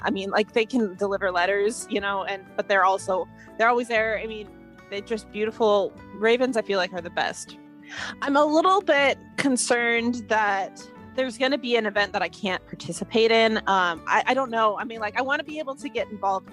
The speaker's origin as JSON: {"language": "English", "country": "United States", "said": "I am American"}